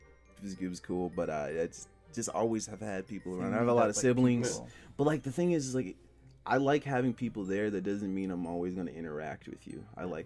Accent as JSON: {"language": "English", "town": "Indianapolis", "region": "Indiana", "country": "United States"}